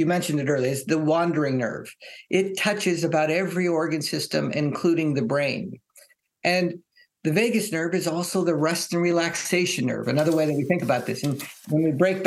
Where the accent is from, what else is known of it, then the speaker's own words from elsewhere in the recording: Hawaii, United States; I grew up in Hawaii